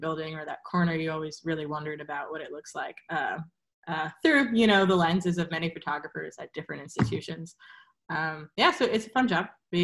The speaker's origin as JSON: {"language": "English", "town": "New York City", "region": "New York", "country": "United States", "said": "I'm from New York"}